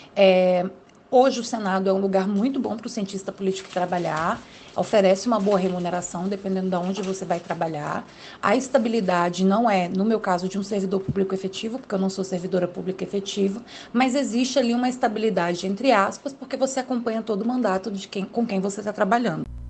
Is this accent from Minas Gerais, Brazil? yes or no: no; Brasília, Federal District, Brazil; eu sou aqui do Distrito Federal, moro em Brasília